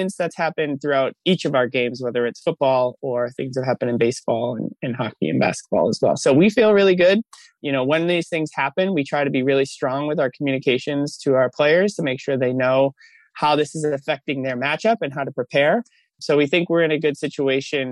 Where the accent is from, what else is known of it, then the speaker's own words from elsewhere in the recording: Massachusetts, United States; moved away as an adult; now in Bay Area, United States; I'm from Massachusetts. We live in the Bay Area now